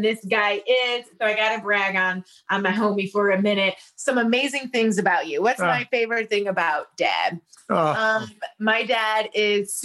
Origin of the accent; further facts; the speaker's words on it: Toledo, Ohio, United States; moved away as an adult; now in Los Angeles, United States; I was born and raised in Toledo with my parents and my two brothers